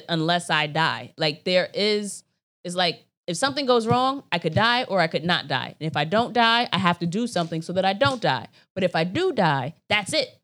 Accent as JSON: {"language": "English", "country": "United States", "said": "I'm American"}